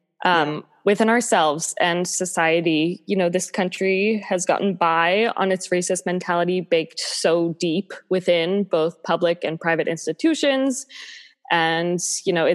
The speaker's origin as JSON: {"language": "English", "town": "Boston", "region": "Massachusetts", "country": "United States", "also_born_or_lived": "Pittsburgh, Pennsylvania", "moved": "as an adult", "lives_now": "New York, United States", "said": "I'm from the Boston area."}